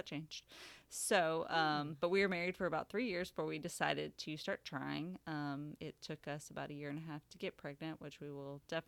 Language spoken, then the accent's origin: English; Atlanta, Georgia, United States; moved away as an adult; now in Savannah, United States; I currently live in Savannah. I'm from the Atlanta area in Georgia